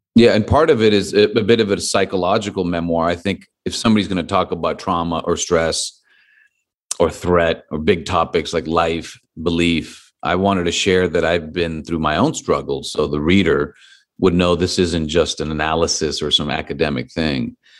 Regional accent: Los Angeles, California, United States; my hometown in Los Angeles

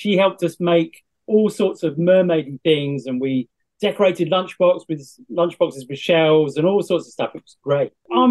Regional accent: South West England, United Kingdom; I'm a Cornish treasure hunter and I love digging up all sorts of extraordinary objects

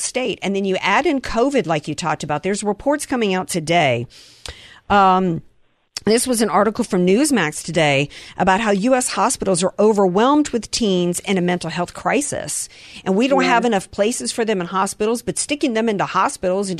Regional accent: the South, United States; I grew up in the South and I still say, yes, ma'am, no, ma'am

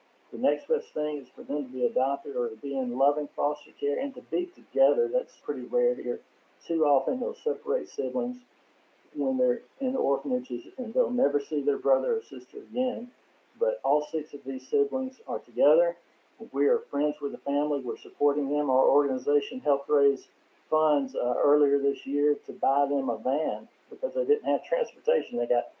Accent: Mississippi, United States; it reminded me not so much of me growing up in Mississippi

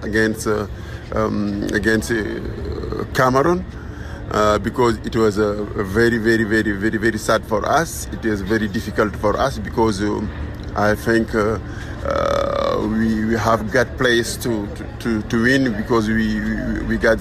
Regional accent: Senegal; We are 75 journalists, Senegalese. We came from Senegal for cover this African Cup

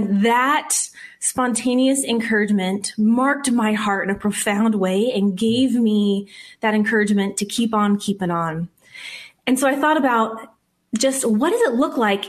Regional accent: Whittier, California, United States; also born or lived in Arizona; now in Glendora, United States; Grew up in a little town called Whittier

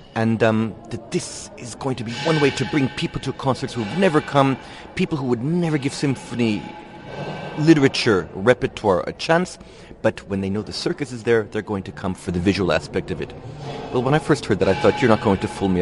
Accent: Israel; moved away as an adult; also born or lived in United States; originally, I'm from Israel. I uh, grew up in Israel till I was about 21.

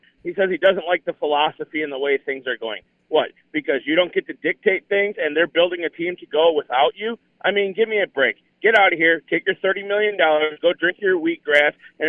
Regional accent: Janesville, Wisconsin, United States; moved away; I'm originally from Janesville.

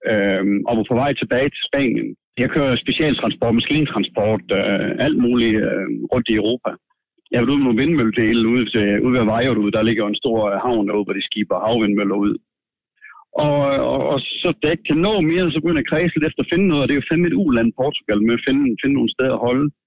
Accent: Denmark; Jeg kommer fra Danmark

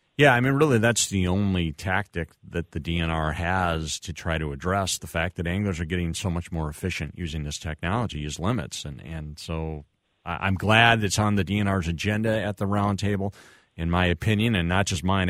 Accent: United States; moved away; also born or lived in Winona, Minnesota; I grew up, I went to high school and middle school down in the Trump-Lo area

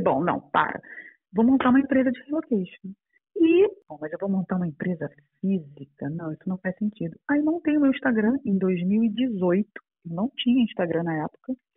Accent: Brazil; moved away as an adult; now in Portugal; eu sou brasileira, meu marido e eu trabalhávamos com publicidade no Brasil

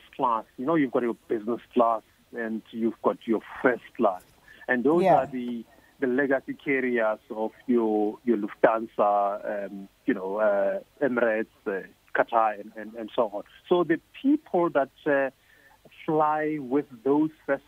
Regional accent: Mahikeng, North West, South Africa; my hometown in Mafikeng

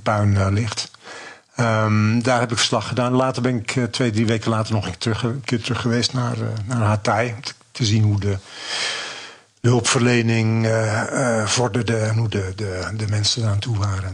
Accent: Zaandam, North Holland, Netherlands; Ik kom zelf uit de Zaanstreek, uit Zandam

